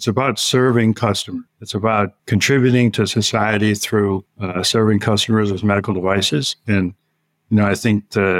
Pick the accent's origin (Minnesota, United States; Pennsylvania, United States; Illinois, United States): Pennsylvania, United States; Northwest; moved away as an adult; growing up in Northwest PA